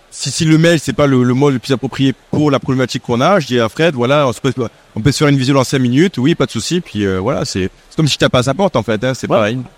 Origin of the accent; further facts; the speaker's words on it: Marseille, Provence-Alpes-Côte d'Azur, France; moved away as an adult; also born or lived in Paris; chez moi à Marseille.